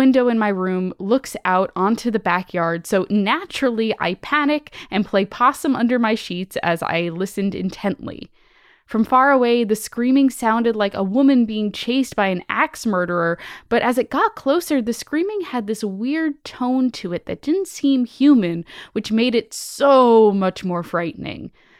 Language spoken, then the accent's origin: English; San Antonio, Texas, United States; now in Savannah, United States; I'm currently a 28-year-old man living in Savannah, Georgia, while I attend art school, but I was born and raised in San Antonio, Texas.